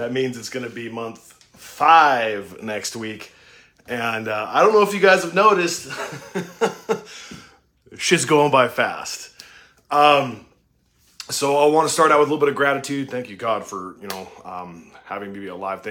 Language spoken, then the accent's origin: English; Utah, United States; I was raised in Utah.